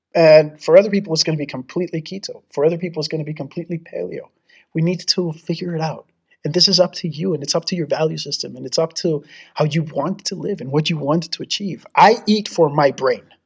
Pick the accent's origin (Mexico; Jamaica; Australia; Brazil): Mexico; moved away; also born or lived in Texas; I grew up in Mexico and to Texas